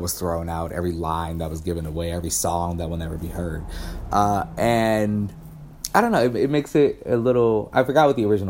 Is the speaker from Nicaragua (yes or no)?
no; Midwest, United States; I think I'm from the Midwest. I come from such a family of like workers and factory workers.